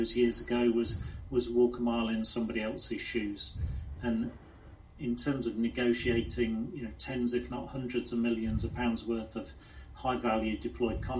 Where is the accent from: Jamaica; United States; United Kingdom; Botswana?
United Kingdom; Lincolnshire, East Midlands; also born or lived in Sheffield; Born and bred in Lincolnshire, had quite a conservative upbringing